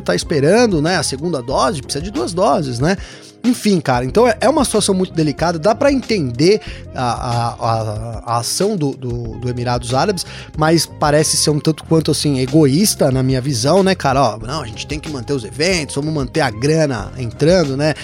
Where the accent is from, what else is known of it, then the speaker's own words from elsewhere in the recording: Brazil; eu como brasileiro aqui